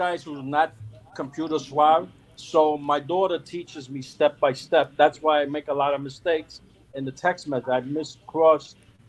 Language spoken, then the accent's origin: English; New York City, New York, United States; Well, we're both from Queens